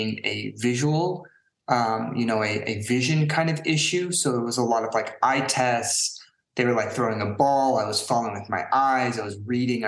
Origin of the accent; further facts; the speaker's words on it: San Francisco Bay Area, California, United States; now in Prague, Czech Republic; I grew up in San Francisco Bay Area, not directly in the city, but, you know, my family, we lived in a few places around in the Bay Area